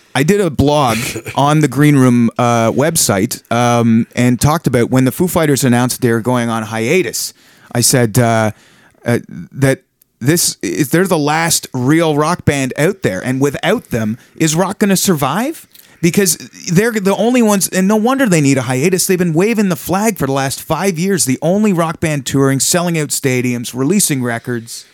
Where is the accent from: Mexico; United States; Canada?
Canada; small town Ontario; now in Toronto, Canada; I grew up in small town Ontario